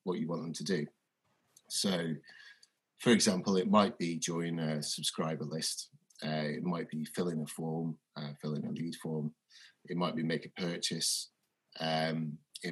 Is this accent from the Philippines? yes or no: no; Onchan, Isle of Man; I grew up in Onchan.